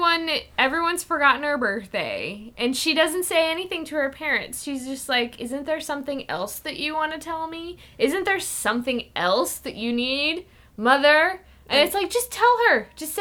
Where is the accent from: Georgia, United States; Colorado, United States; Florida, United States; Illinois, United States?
Illinois, United States; I'm from Illinois. We talk like this.